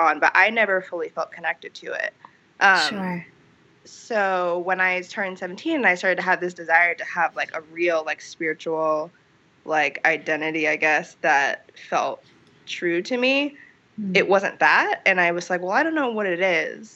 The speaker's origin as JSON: {"language": "English", "town": "Columbus", "region": "Ohio", "country": "United States", "tie": "born or raised there", "said": "I was born in Columbus, Ohio"}